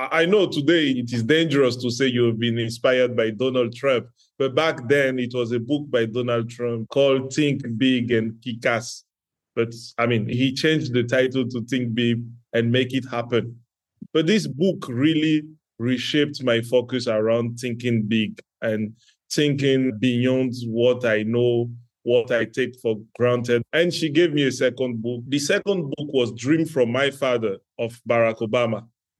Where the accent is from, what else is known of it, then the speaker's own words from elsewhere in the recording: Benin; English is a second language; moved away as an adult; now in Côte d'Ivoire; I was born in West Africa in Benin Republic, right beside Nigeria. And I grew up in a multicultural family where my dad shares some Ghanaian origin with Benin, and my mom being from Benin.